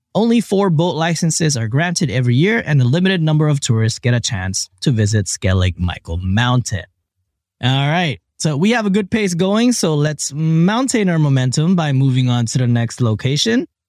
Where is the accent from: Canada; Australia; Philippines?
Philippines; I was born in the Philippines